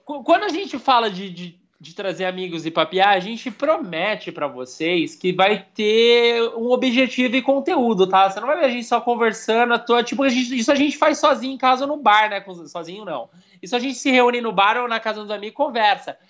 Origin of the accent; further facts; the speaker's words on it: Brazil; a gente é brasileiro